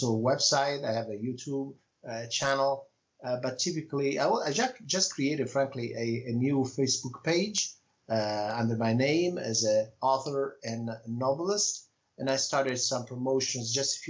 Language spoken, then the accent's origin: English; Italy; first language Italian; English is a second language; moved away; my native language is Italian